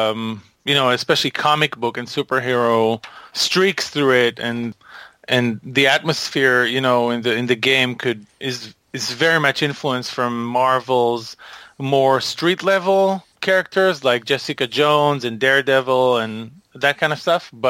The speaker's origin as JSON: {"language": "English", "country": "Israel", "also_born_or_lived": "Boston", "said": "I live part of the year in Boston, but most of the year I live in Israel."}